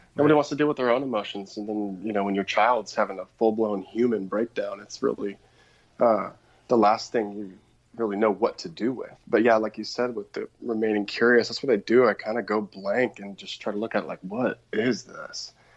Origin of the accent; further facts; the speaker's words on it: outside of Portland, Oregon, United States; I grew up outside of Portland, Oregon